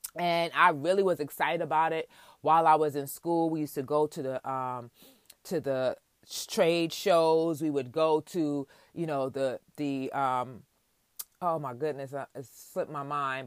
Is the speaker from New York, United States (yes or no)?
yes; New York City, New York, United States; I was born and raised in Queens, New York, to my parents, of Jamaican descent